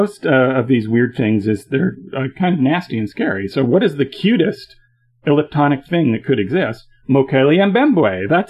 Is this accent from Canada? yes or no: yes; Canada; as a Canadian